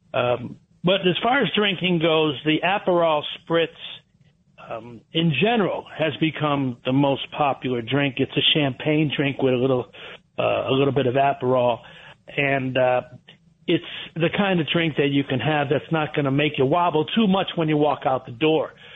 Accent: Trumbull, Connecticut, United States; I was raised in Trumbull, Connecticut.

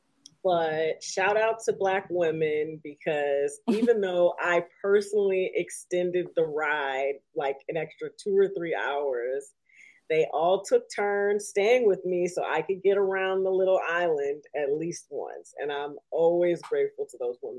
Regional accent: Detroit, Michigan, United States; now in New York, United States; I'm 36, so I grew up in Detroit in the 90s

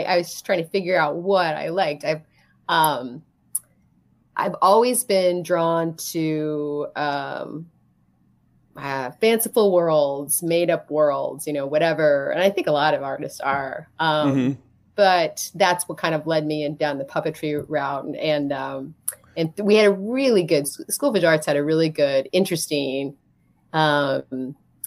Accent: near Columbus, Ohio, United States; moved away as an adult; also born or lived in New York City; now in Elm Grove, United States; I grew up in Ohio

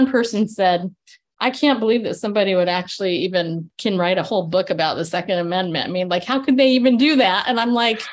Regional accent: California, United States; growing up in California.

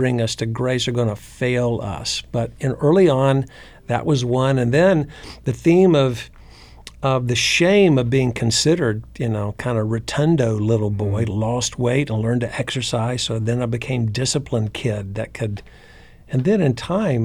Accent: North Carolina, United States; Church I grew up in North Carolina was neither conservative or liberal. It was just Southern

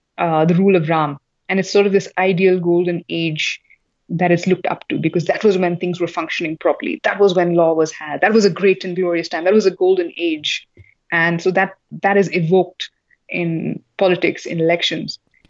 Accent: South India, India; what happened in North India, where I come from South India, but we ourselves in South India are not so familiar with our own histories

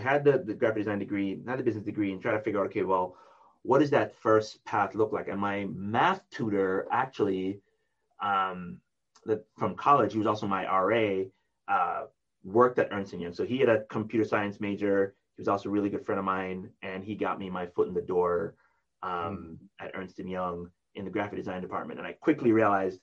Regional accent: Jamaica; moved away; I was from Jamaica

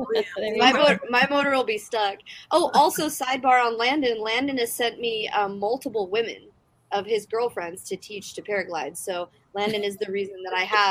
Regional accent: South Africa; moved away; my home country of South Africa

